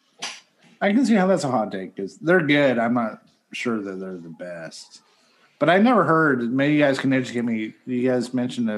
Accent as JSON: {"language": "English", "region": "Northwestern Pennsylvania", "country": "United States", "tie": "born or raised there", "said": "grown up in Northwestern Pennsylvania, home of Smith's hot dogs"}